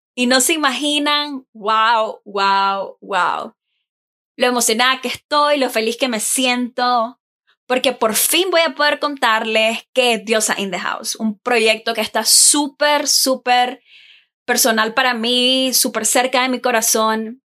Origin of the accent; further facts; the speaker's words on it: Nicaragua; moved away as an adult; now in Taiwan; Soy de Nicaragua. Eh, actualmente vivo en Taiwán.